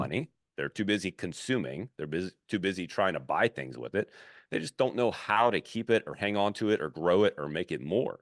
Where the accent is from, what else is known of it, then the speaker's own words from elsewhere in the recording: Baton Rouge, Louisiana, United States; moved away; also born or lived in Fort Thomas, Kentucky; I grew up in Baton Rouge